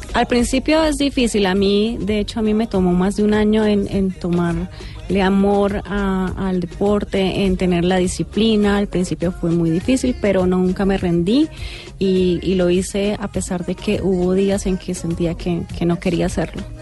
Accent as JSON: {"language": "Spanish", "country": "Colombia", "tie": "born or raised there", "also_born_or_lived": "Venezuela", "said": "Nací en Venezuela, pero me crié en Colombia"}